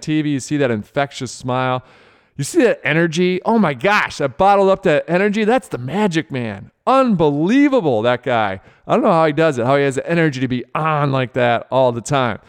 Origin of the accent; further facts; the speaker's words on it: Rochester, Michigan, United States; I grew up in Rochester, Michigan